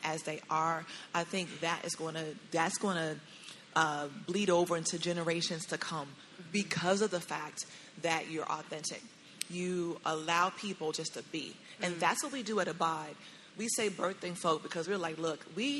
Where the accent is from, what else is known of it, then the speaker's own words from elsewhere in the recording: Chicago, Illinois, United States; now in Dallas, United States; I'm from Chicago, and I say King Drive